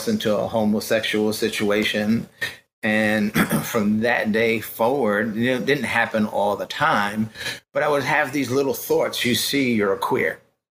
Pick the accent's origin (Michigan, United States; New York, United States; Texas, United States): New York, United States; New York City; I grew up in the Bronx